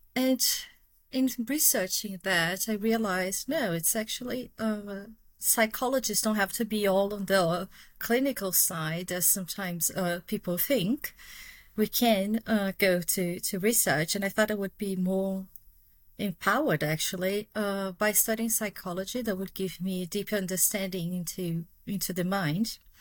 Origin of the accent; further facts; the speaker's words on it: Brazil; accent: Brazilian; English is a second language; moved away as an adult; now in United Kingdom; people have guessed from my accent, but yeah, I'm Brazilian